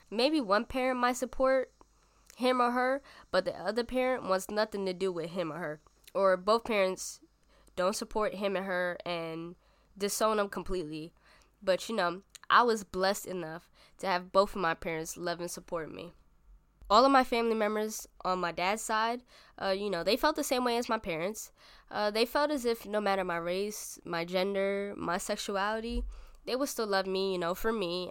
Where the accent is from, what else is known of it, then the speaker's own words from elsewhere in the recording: New York City, New York, United States; I was born and raised in the Bronx, New York.